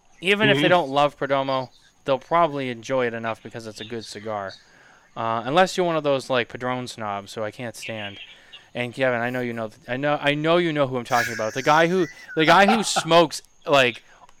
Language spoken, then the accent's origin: English; Canada; Mitchell, I only get picked on because I'm Canadian.